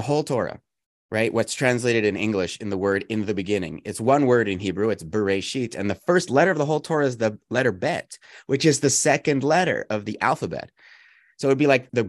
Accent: Canada; also born or lived in United States; I'm Canadian, but I'm also American

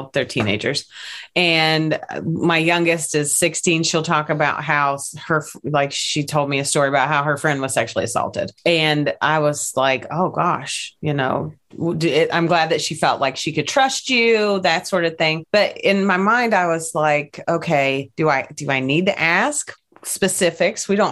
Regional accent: Kentucky, United States; I grew up in Kentucky.

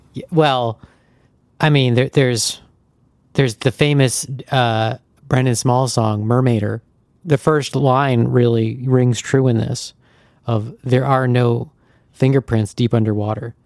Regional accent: Lake George, New York, United States; Lake George, New York, my hometown

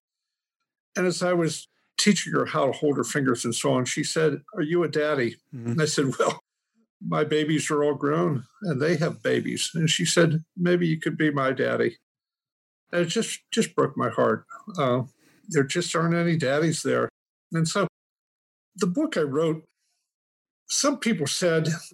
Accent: Punxsutawney, Pennsylvania, United States; Pennsylvania Dutch country. We're the only non-Amish farm now. I still have it. Mm-hmm. Outside Punxsutawney, Pennsylvania

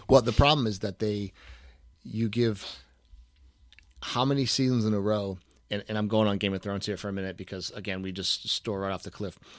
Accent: New England, United States; I am from New England.

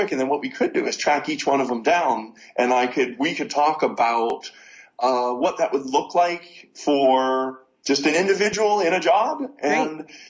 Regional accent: Pittsburgh, Pennsylvania, United States; Oh, Pittsburgh, Pennsylvania.

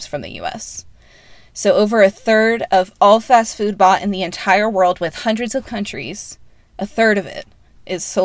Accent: North Carolina, United States; I grew up in North Carolina.

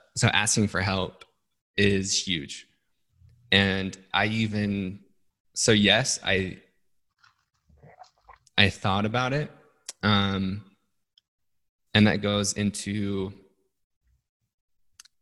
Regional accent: Salt Lake City, Utah, United States; I grew up in Salt Lake City, Utah

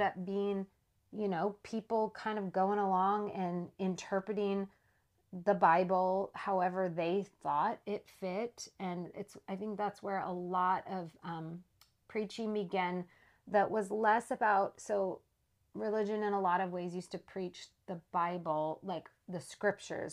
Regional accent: Saskatchewan, Canada; I was born in Saskatchewan, Canada. Like I mentioned, my parents were up there living on an Indian reservation

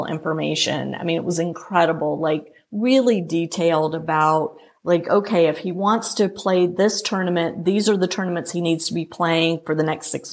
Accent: Louisiana, United States; moved away; also born or lived in Atlanta, Georgia; I grew up playing juniors in Louisiana and in the Southern section

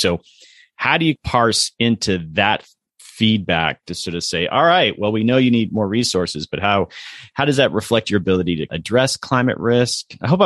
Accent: Southeast, United States; I'm from the Southeast

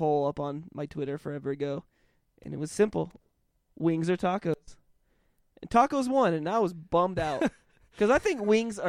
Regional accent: Colorado, United States; born there; I was born in Colorado. That's it.

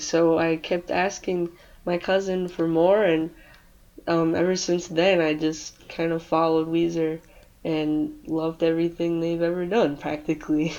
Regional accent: Michigan, United States; I'm from Michigan

